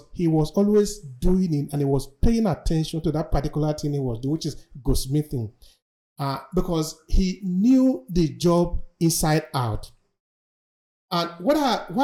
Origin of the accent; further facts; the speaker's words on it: Nigeria; moved away as an adult; now in Verona, Italy; I'm originally from Nigeria